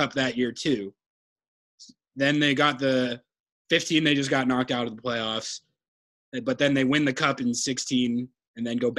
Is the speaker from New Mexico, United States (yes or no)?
yes; New Mexico, United States; moved away; I grew up in New Mexico where it's a desert, but it gets pretty cold in the winter.